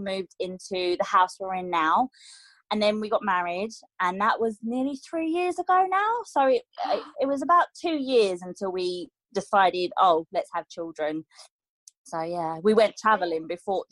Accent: Essex, East of England, United Kingdom; I grew up in Essex, and I came from a split family

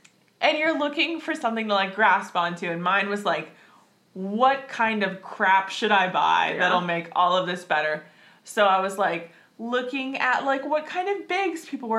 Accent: Washington, United States; moved away; I'm from Washington.

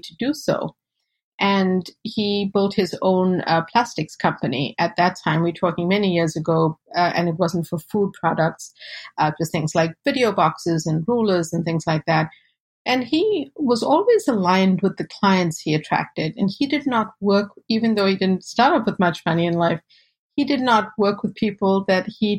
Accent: South Africa; now in United States; I was born and raised in South Africa to South Asian parents and fourth generation.

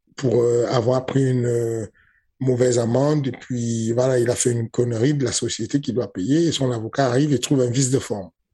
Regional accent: Cameroon; J'ai grandi au Cameroun avec lui

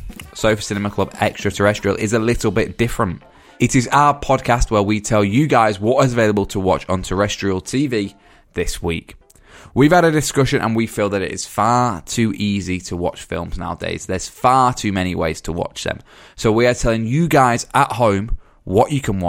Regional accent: Dorchester, South West England, United Kingdom; also born or lived in Weymouth; I was born in Dorchester, but Weymouth is like the southern home, I guess, in a way.

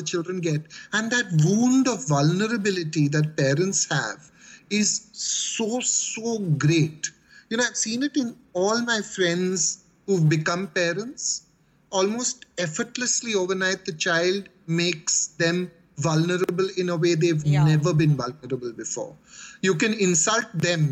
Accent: Mumbai, Maharashtra, India; Growing up in Bombay, for me, the policeman was like the ultimate sign of authority and terror mixed up.

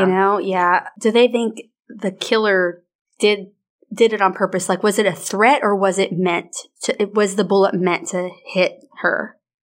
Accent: Arkansas, United States; We are from Arkansas

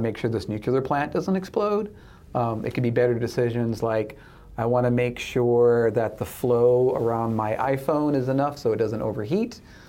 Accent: Michigan, United States; moved away; growing up in Michigan

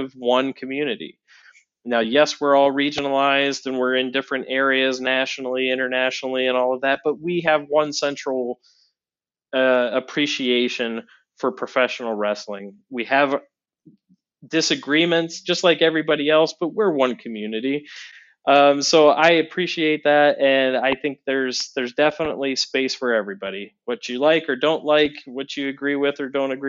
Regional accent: Northeast Ohio, United States; also born or lived in Cincinnati, Ohio; now in Chicago, United States; I grew up in Northeast Ohio, about an hour and a half south of Cleveland

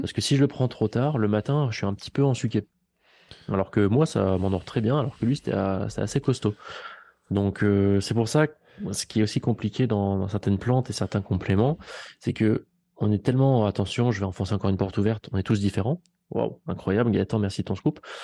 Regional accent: Vichy, Auvergne-Rhône-Alpes, France; je suis d'ici, je suis auvergnat

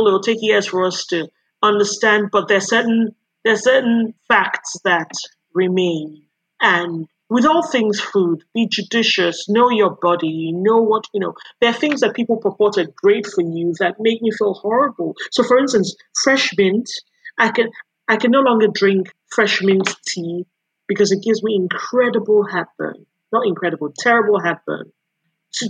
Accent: Nigeria; moved away; it wasn't until I moved away from Nigeria

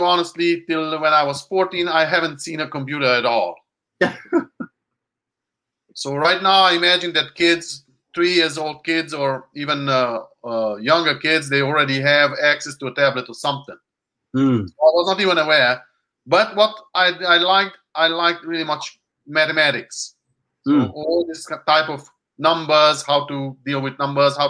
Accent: Hungary; English is a second language; moved away; I'm Hungarian

